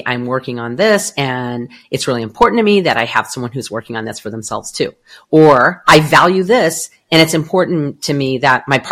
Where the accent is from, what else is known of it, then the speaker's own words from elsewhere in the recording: Southern California, United States; now in Arizona, United States; I am from Southern California.